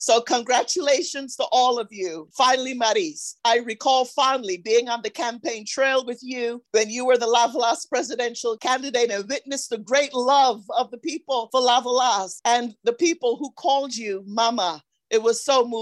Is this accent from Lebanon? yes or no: no; Barbados; Barbados, my home country